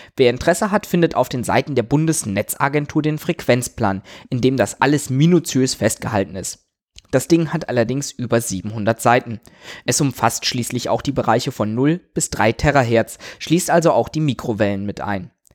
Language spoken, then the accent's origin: German; Germany; Bei uns in Deutschland